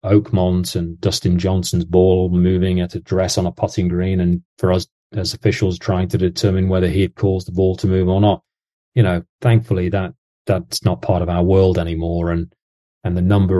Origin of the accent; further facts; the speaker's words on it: England, United Kingdom; now in Jacksonville, United States; as an Englishman.